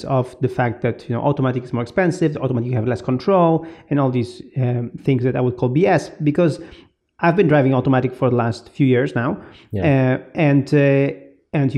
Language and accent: English; Poland; moved away; I was in Poland, in my hometown